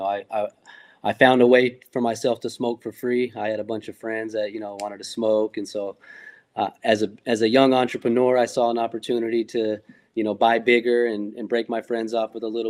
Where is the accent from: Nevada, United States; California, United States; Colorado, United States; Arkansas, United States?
California, United States; I'm born and raised in California